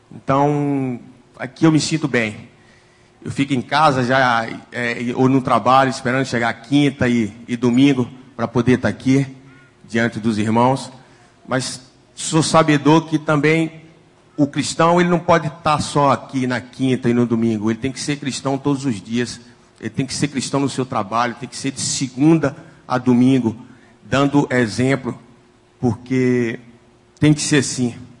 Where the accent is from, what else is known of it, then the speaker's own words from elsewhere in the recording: interior of Bahia, Brazil; now in Rio de Janeiro, Brazil; Eu sou baiano, saí do, do interior da Bahia, o nome da cidade de Pirá